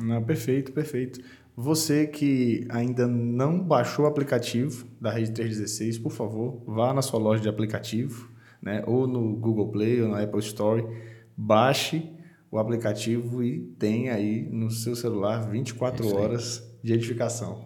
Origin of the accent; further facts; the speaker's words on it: Pará, Brazil; moved away as an adult; also born or lived in João Pessoa, Paraíba; Com 18 anos eu fui para o seminário de teologia, teologia, lá em João Pessoa, na Paraíba, saí do Pará, fui para lá